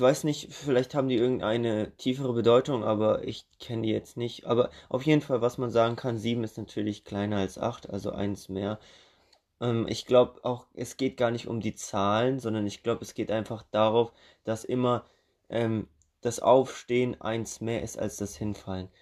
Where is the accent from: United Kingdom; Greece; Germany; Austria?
Germany; wir in Deutschland